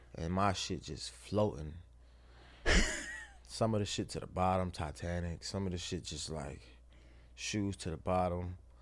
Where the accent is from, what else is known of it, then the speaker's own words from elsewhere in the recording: the South, United States; I'm from the South, so I'm raised by my mother and my grandmother.